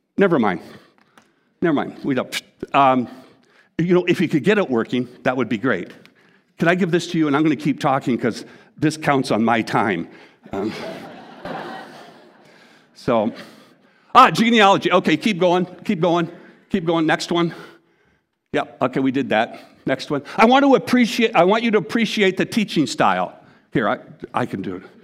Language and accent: English; Canada; I'm Canadian, I'm Canadian